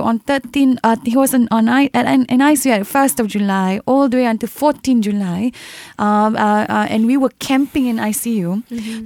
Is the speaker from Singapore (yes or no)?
yes; Singapore; I came from a very neighborhood background, from Sembawang Secondary School. I am a neighborhood girl